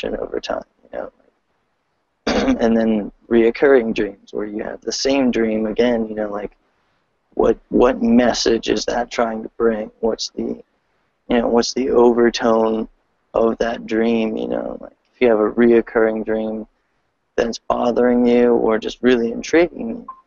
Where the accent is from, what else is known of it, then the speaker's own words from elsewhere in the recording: Delaware, United States; I'm from Delaware, and I have the Paradigm Shift Delaware page on Facebook.